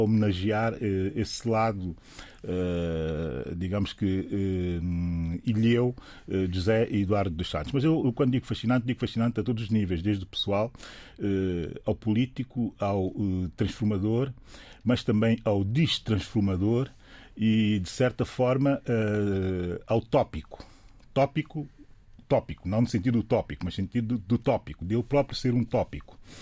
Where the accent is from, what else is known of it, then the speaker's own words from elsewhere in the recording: São Tomé & Príncipe; eu, que sou São Tomense